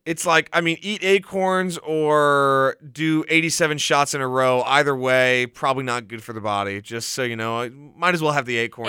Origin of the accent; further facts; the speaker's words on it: Mobile, Alabama, United States; moved away as an adult; now in Auburn, United States; I'm from Mobile